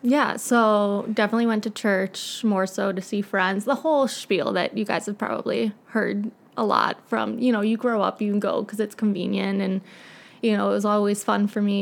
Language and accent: English; Naperville, Illinois, United States; I grew up in Naperville. Was born in Edwards Hospital